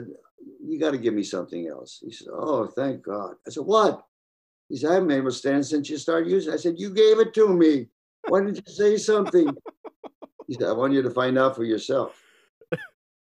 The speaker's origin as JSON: {"language": "English", "region": "Southern Illinois", "country": "United States", "moved": "yes", "said": "I'm from Southern Illinois,\" because that's the way I talked way back then."}